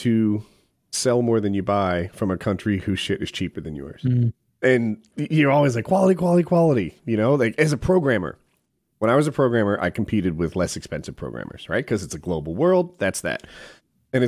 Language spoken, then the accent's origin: English; England, United Kingdom; As an Englishman